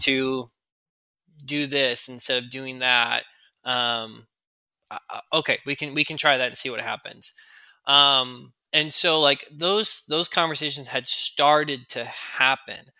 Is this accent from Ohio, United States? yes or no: no; Chicagoland suburbs, Illinois, United States; My wife Maria and I grew up in the Chicagoland suburb